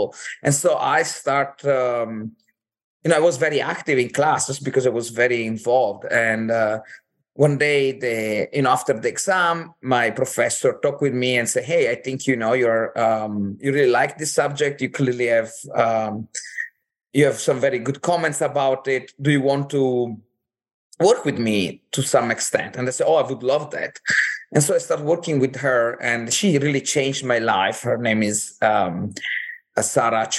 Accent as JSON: {"language": "English", "town": "Cortina d'Ampezzo", "region": "Veneto", "country": "Italy", "tie": "born or raised there", "moved": "yes", "said": "I'm from Italy originally. I grew up in this little town called Cortina d'Ampezzo"}